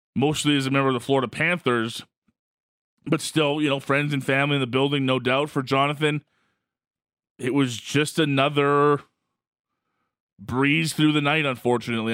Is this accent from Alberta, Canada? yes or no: yes; Calgary, Alberta, Canada; someone that's been born and raised in Calgary